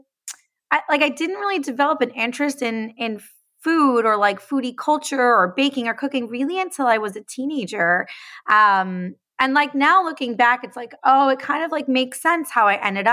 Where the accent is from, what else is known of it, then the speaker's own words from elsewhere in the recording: upstate New York, United States; I grew up in upstate New York, about an hour north of the city